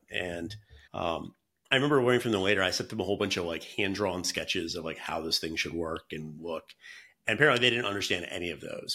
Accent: North Carolina, United States; moved away as an adult; now in San Francisco, United States; I'm from North Carolina originally

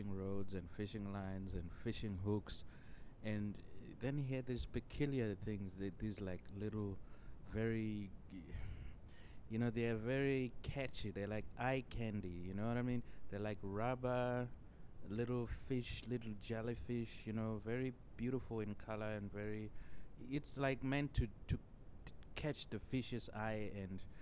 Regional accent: Chivhu, Mashonaland East, Zimbabwe; now in Denmark; I grew up in Zimbabwe, you know, even though I live in Denmark now.

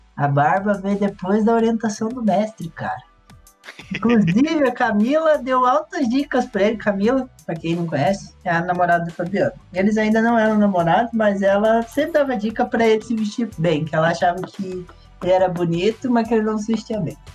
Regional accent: Ibaiti, Paraná, Brazil; moved away as an adult; also born or lived in Curitiba; eu cresci em Ibaiti, uma cidade pequena

